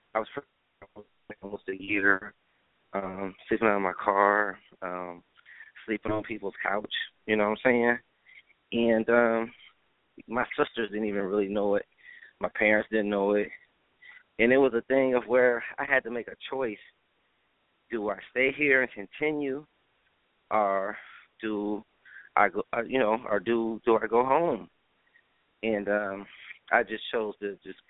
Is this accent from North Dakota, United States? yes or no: no; Akron, Ohio, United States; moved away as an adult; now in Atlanta, United States; I was born in Akron, Ohio. Home of LeBron James